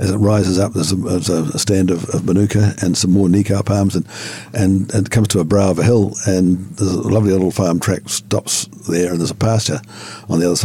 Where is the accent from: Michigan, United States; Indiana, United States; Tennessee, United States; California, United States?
Tennessee, United States; And we're from Tennessee and we like critter wines in Tennessee.